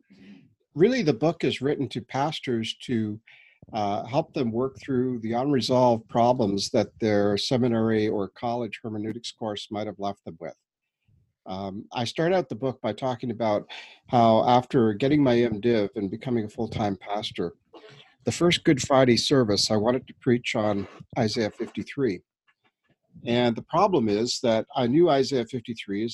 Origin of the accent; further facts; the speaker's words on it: New Brunswick, Canada; now in Toronto, Canada; I'm a Canadian. We were brought up in New Brunswick, east coast of Canada, and I've been living here in Toronto for the last 20 years.